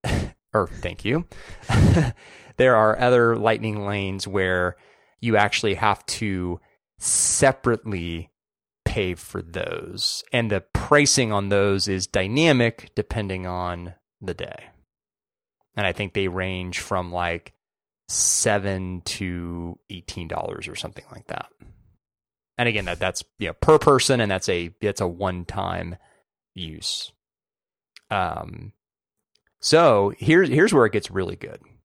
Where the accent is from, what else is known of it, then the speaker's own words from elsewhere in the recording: California, United States; as a Californian